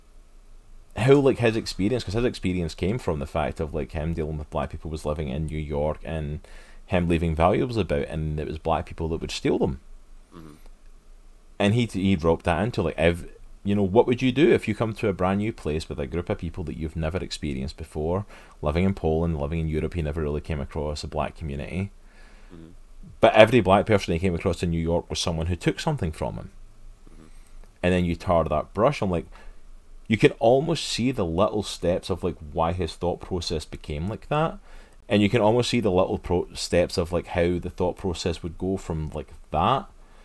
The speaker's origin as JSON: {"language": "English", "region": "Scotland", "country": "United Kingdom", "moved": "as an adult", "lives_now": "United States", "said": "as a Scotsman coming to America"}